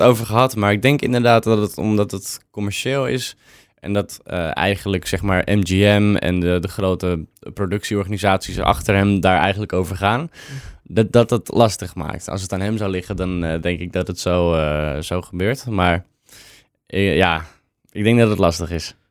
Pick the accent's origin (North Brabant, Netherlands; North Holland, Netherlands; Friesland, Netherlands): North Holland, Netherlands; Purmerend; ik kom ook uit Purmerend, altijd gewoond.